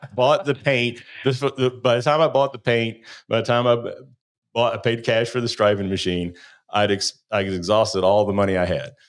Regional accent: Ohio, United States; moved away; also born or lived in Kentucky; I was from Ohio

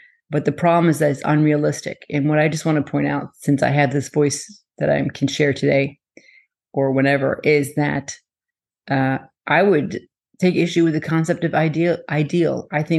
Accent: France; My whole family lives in France, and I lived in France. I was born in France and lived there for a while. So I may be more of a French, not Canadian, but that accent.

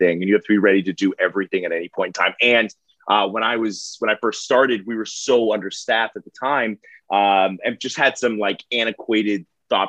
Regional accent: Florida, United States; also born or lived in Pembroke Pines, Florida / Lake Worth, Florida / West Palm Beach, Florida; now in Jupiter, United States; I was actually born and raised in Florida

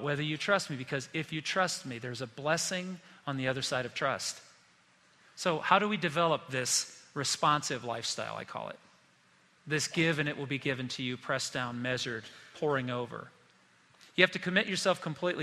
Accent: South Bend, Indiana, United States; moved away as an adult; I grew up in South Bend, Indiana, lived there until I went to college at the age of 18

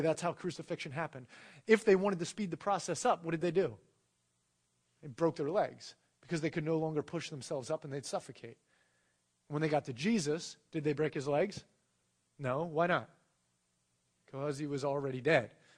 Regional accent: United States; being born into America where the reigning, religion is Christianity

